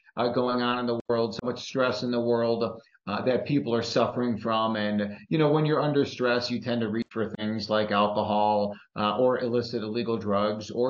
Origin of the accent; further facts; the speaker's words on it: Chicago, Illinois, United States; my hometown of Chicago